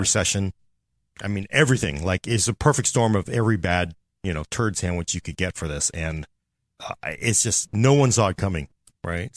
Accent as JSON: {"language": "English", "country": "United States", "said": "as an American citizen"}